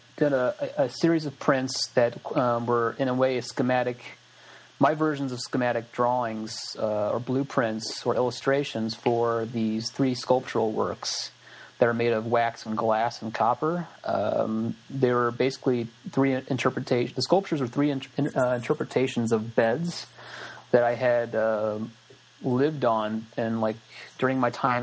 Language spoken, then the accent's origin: English; Midwest, United States; the color palette that I grew up around in the Midwest is it's kind of minimal to in the farmlands.